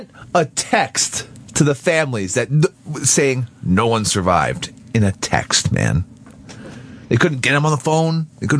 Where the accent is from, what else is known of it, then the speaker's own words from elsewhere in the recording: New York City, New York, United States; It's because I'm from Queens.